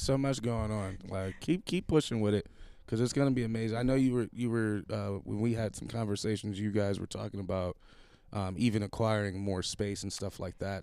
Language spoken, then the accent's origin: English; Buffalo, New York, United States; moved away as an adult; now in Pittsburgh, United States; I'm from Buffalo. Ah. I moved here to go to school